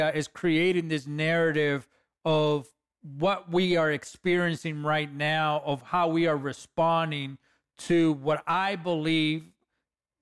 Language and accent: English; Los Angeles, California, United States; I'm a kid from East LA.